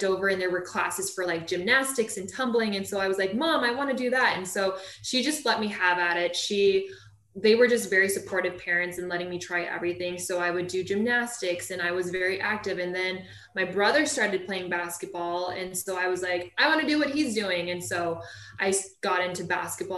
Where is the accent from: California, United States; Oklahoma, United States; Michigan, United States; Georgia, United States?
California, United States; Huntington Beach; I was born and raised in Orange County, California, Huntington Beach